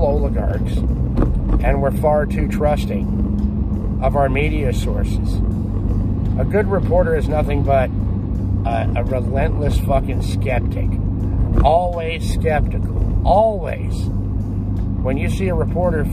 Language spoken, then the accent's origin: English; United States; As an American